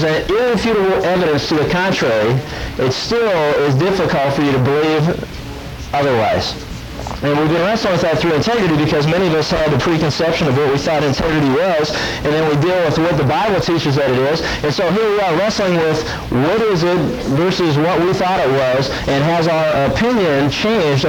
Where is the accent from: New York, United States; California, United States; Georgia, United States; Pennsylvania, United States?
Pennsylvania, United States; I had opportunities as I grew up in Pennsylvania to go out and go deer hunting